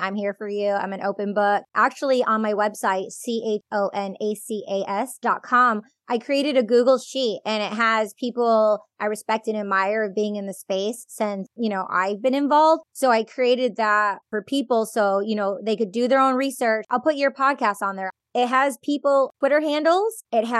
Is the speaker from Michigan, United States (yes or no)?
yes; Michigan, United States; now in California, United States; I grew up in Michigan from a big Greek family with Plato and Socrates, a lot of literature.